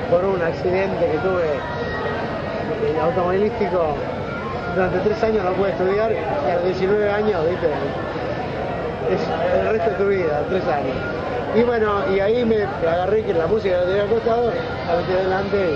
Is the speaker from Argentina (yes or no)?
yes; Mar del Plata, Buenos Aires Province, Argentina; moved away as an adult; mi viejo era contador del Banco Nación, y lo transfirieron a Mar del Plata. Y bueno, estuve desde los 5 hasta los 18 sin parar en Mar del Plata, primaria, secundaria.